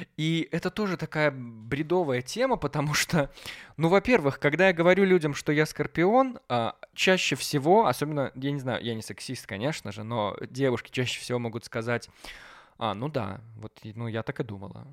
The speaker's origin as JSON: {"language": "Russian", "country": "Belarus", "tie": "born or raised there", "said": "я гулял по городу, по своему родному городу"}